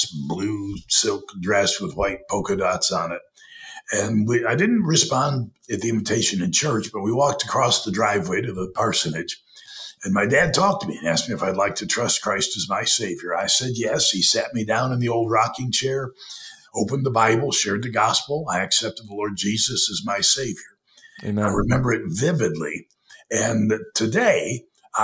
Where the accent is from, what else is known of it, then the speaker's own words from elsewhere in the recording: Perry, Michigan, United States; my earliest memories are my dad being a pastor in Perry, Michigan, a little town of 1,200 outside of Lansing.